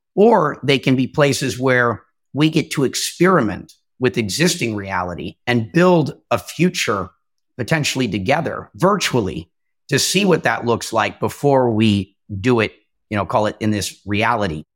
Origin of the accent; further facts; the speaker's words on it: Minnesota, United States; moved away; also born or lived in California / New York City; I'm originally from Minnesota, ended up in California, but I've lived in New York City at least part-time for a couple of years